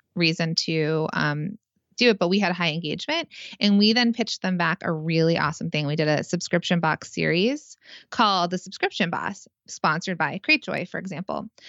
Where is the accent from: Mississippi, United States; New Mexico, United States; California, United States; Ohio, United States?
California, United States; now in New Jersey, United States; I'm from California